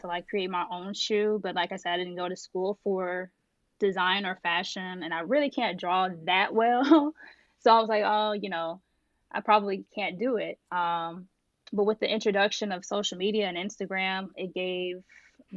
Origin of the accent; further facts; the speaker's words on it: Indianapolis, Indiana, United States; So originally I'm from Indiana, so Indianapolis